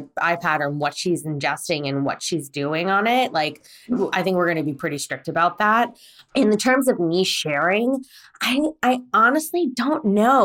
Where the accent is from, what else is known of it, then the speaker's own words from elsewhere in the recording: United States; also born or lived in Korea; now in Los Angeles, United States; I was born in Korea and I was brought to America at 3 months old